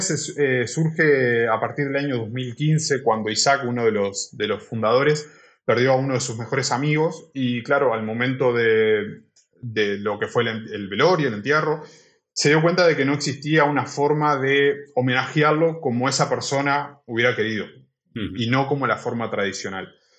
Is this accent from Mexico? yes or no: no; Uruguay; moved away as an adult; now in Barcelona, Spain; soy de Uruguay, vine aquí a Barcelona hace cinco años